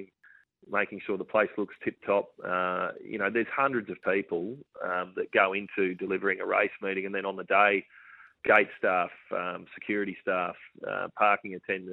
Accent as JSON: {"language": "English", "region": "Queensland", "country": "Australia", "tie": "born or raised there", "said": "I grew up in Queensland"}